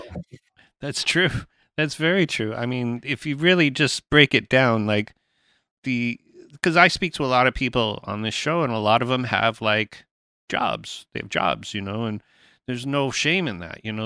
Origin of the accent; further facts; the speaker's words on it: England, United Kingdom; now in Canada; I'm born in England